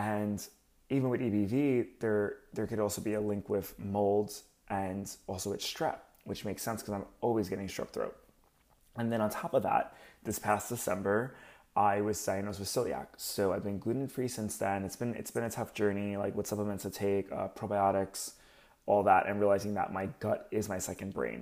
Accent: Long Beach, New York, United States; I'm from Long Island originally, so I'm Long Beach

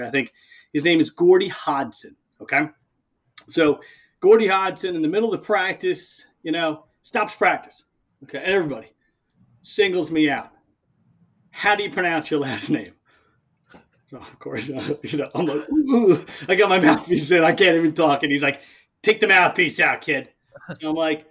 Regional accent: Long Island, New York, United States; I grew up on Long Island

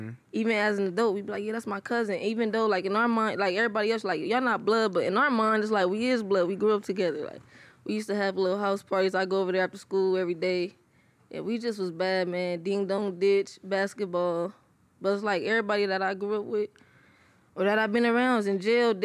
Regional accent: Compton, California, United States; I'm from Compton, California. Wilmington Orms, to be exact

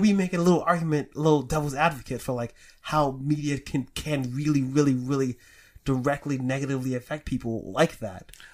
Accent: New York City, New York, United States; I grew up in the Bronx.

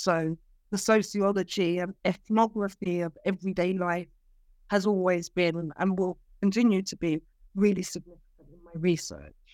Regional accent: London, United Kingdom; moved away as an adult; also born or lived in Cyprus; I am a London-born Cypriot.

